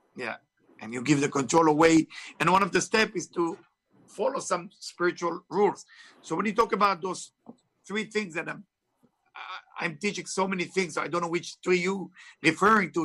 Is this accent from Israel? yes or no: yes; Israel; English is a second language; moved away; I was born in Israel, of course. You can hear my accent is not from Tennessee